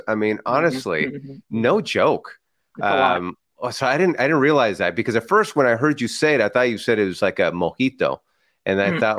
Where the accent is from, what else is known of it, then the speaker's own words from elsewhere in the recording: San Francisco, California, United States; Growing up in San Francisco, I was called …